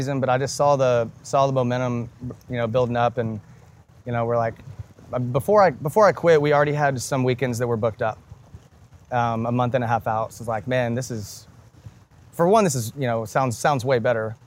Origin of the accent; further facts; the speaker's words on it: Dripping Springs, Texas, United States; also born or lived in Austin, Texas / Houston, Texas; I grew up in Durbin Springs, and I went to UT Austin